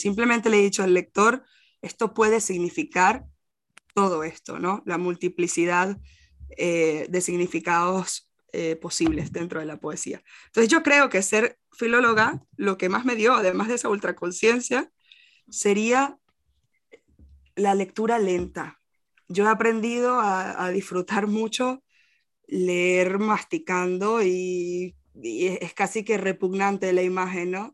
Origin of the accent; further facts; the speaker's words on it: Venezuela; moved away as an adult; also born or lived in Costa Rica / Portugal; now in Spain; yo soy de Venezuela, pero viví en Costa Rica y así pude venir a España